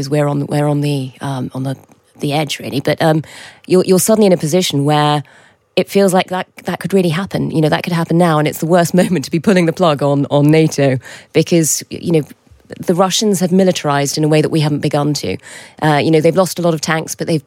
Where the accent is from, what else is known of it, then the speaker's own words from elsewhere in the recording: United Kingdom; being British